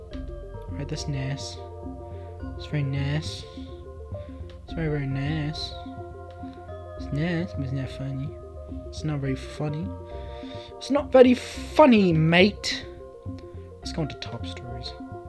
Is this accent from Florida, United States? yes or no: yes; Orlando, Florida, United States; I grew up in Orlando, Florida, and my dad was an alcoholic and a pedophile.